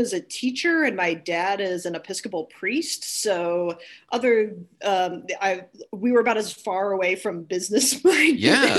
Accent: East Longmeadow, Massachusetts, United States; Yes, indeed. Yep, lived most of my life there, yep.

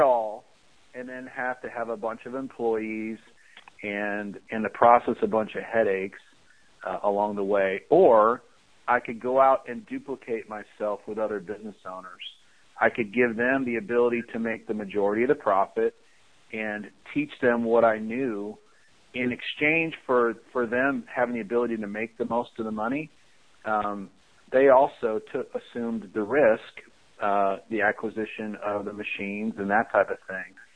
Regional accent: Chicago, Illinois, United States; I shoveled snow growing up in the Chicago area

